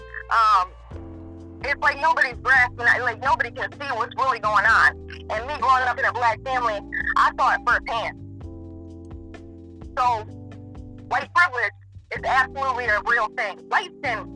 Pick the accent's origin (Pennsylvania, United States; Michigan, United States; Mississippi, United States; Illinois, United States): Michigan, United States; Northern; now in Kentucky, United States; Right now I'm in Kentucky, but I'm from Northern Michigan.